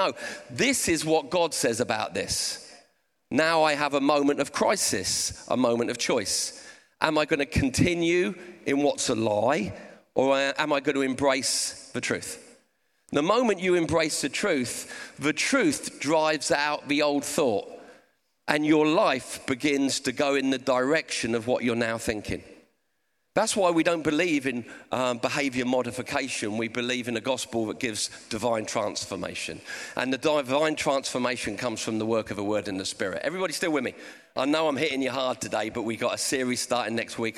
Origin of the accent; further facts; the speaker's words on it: Portsmouth, South East England, United Kingdom; I've got a bit of a speech impediment and I'm from Portsmouth